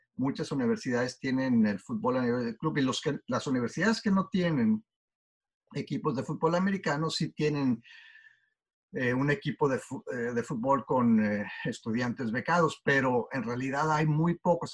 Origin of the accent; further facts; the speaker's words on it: Torreón, Coahuila, Mexico; moved away as an adult; also born or lived in Shelton, Washington; now in United States; yo eh, crecí en Torreón, como mencionaste, y en realidad yo nunca jugué o vi un partido de fútbol americano eh, durante los 18 años que, viví ahí